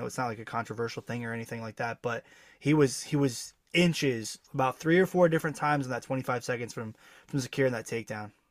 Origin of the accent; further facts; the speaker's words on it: Section Four, New York, United States; I'm from Section Four